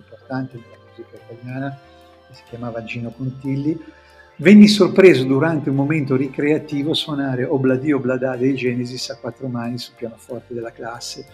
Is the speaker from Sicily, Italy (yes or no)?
no; Genoa, Liguria, Italy; accent: Genoese; in genovese perché il nostro dialetto